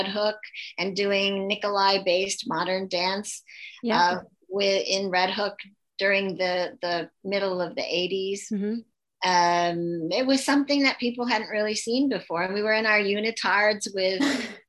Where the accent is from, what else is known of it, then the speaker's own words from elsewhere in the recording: Attica, New York, United States; moved away as an adult; also born or lived in Brockport, New York / Los Angeles; I grew up in Attica, New York, which is known for the prison and not too much else, a lot of farms